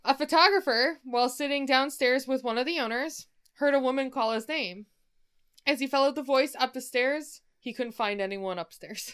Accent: Michigan, United States

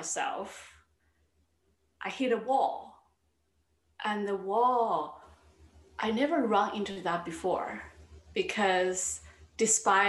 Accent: China; moved away as an adult; now in New York City, United States; I grew up in China.

